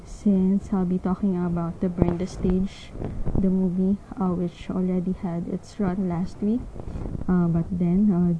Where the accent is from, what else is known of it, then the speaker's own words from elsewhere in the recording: Philippines; I am from the Philippines. I am currently in the Philippines